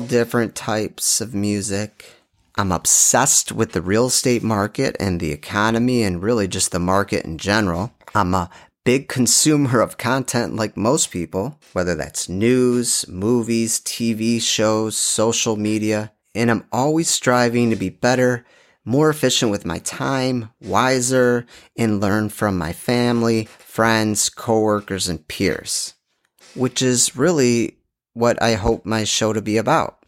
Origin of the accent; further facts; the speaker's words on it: Dearborn, Michigan, United States; also born or lived in North Shore, Chicago, Illinois; now in Chicago area, United States; I am originally from Dearborn, Michigan